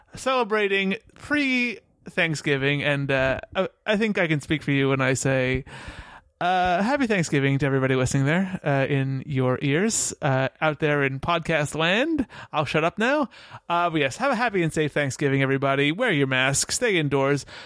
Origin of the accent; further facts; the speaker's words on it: New York, United States; I'm from New York.